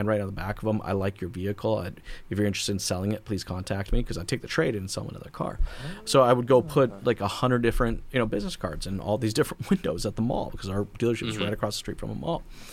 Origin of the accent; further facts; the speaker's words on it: United States; now in Canada; I'm American, but I'm in Canada